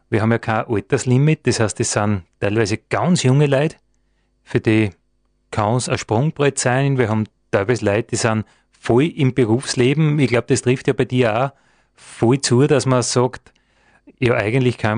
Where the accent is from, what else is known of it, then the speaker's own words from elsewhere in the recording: Dobersberg, Lower Austria, Austria; da wo ich herkomme aus Dobersberg, wir haben einen Naturpark.